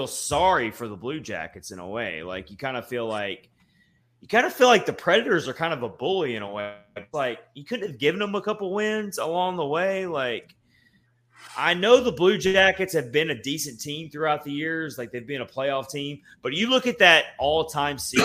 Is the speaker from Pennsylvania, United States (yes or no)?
yes; Philadelphia, Pennsylvania, United States; moved away; I was born in Philly